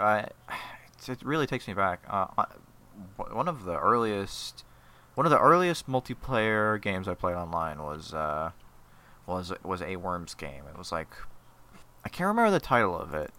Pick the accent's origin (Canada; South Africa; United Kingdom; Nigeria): United Kingdom; Scotland; I am Scottish. I am not Irish.